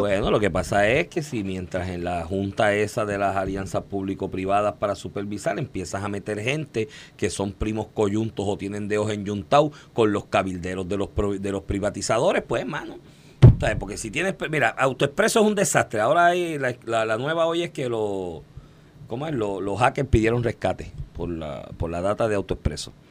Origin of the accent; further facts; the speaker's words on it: Puerto Rico; nosotros mismos cuando llegamos como puertorriqueños